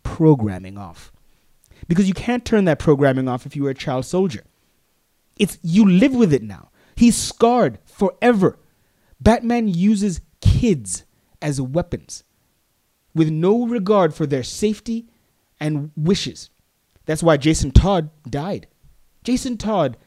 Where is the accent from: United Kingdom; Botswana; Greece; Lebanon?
Botswana; I'm from Africa. That's where I'm from. I'm from Botswana.